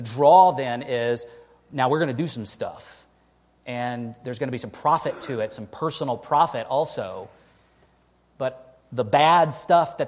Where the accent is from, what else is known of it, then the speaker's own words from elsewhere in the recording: East Texas, United States; now in Western New York, United States; where I grew up in East Texas